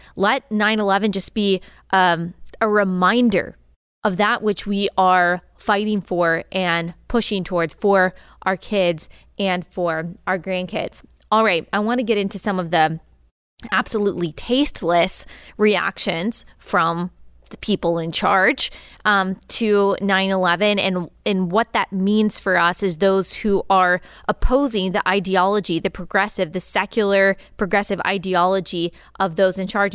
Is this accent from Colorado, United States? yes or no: no; Dallas, Texas, United States; I grew up in Dallas, major city